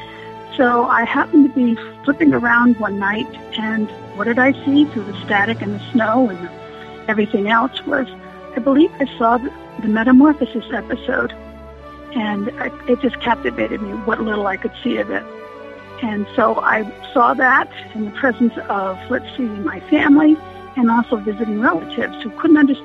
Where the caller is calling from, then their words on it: Groton, Connecticut, United States; I'm calling from Groton, Connecticut